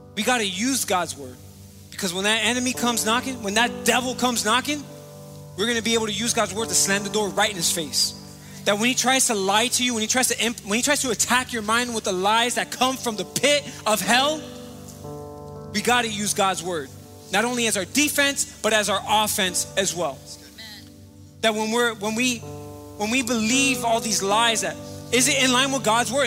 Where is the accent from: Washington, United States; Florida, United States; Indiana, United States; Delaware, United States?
Florida, United States; Miami; moved away as an adult; also born or lived in Charlotte, North Carolina; I was born and raised here in Miami, Florida, raised in Miami Gardens and lived here my entire life